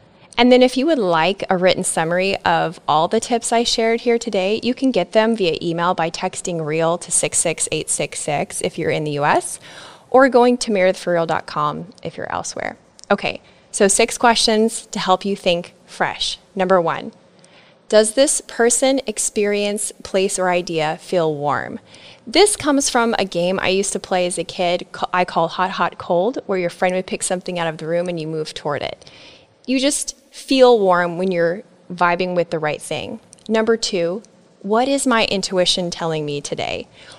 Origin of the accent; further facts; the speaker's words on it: Nebraska, United States; now in Florida, United States; I pruned friends, relationships, and even my home state. I moved from Nebraska to Florida.